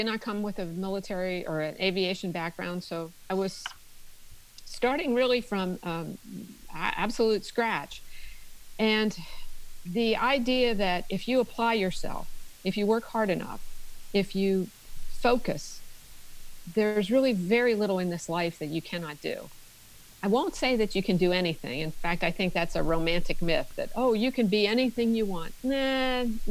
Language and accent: English; Maryland, United States; now in Tennessee, United States; I grew up in Maryland, in a very small town in Maryland